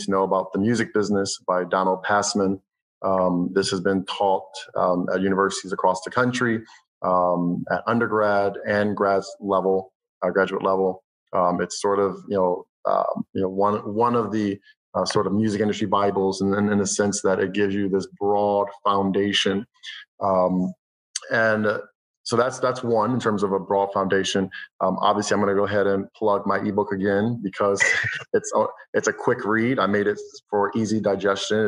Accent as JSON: {"language": "English", "town": "Boston", "region": "Massachusetts", "country": "United States", "also_born_or_lived": "Providence, Rhode Island", "said": "I'm a musician and filmmaker from the Boston area"}